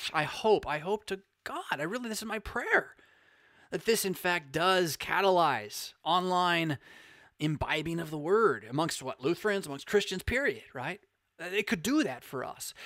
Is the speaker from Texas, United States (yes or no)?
no; California, United States; I am from Cali